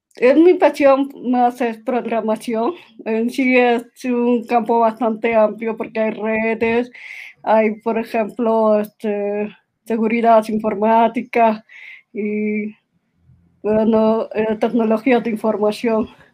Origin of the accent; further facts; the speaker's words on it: Peru; Yo actualmente estoy en Perú, soy de Perú